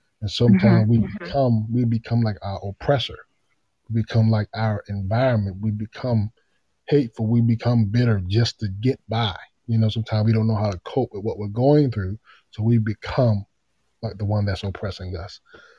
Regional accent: Tacoma, Washington, United States; born there; Like you said, I was born in Tacoma, Washington.

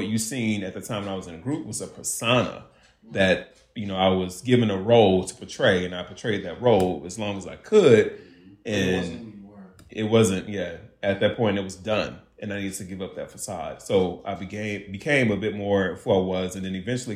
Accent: Hopkins, United States; moved away; I'm from Hopkins

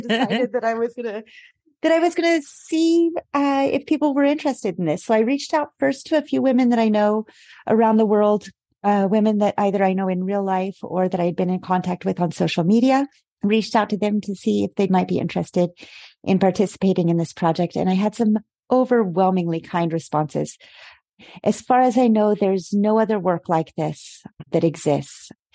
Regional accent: United States; moved away as an adult; now in Paris, France; I am an American based in Paris for about the last seven years

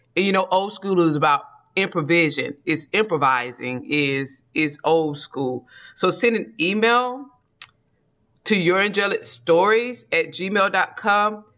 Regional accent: Georgia, United States; accent: Georgia dialect; we're from Georgia, so there's a dialect in Georgia that we naturally fall into

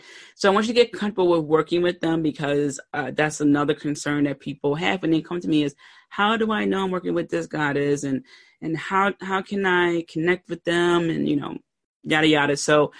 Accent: Philadelphia, Pennsylvania, United States; I pronounce water like W-O-O-D-E-R. I'm from Philly

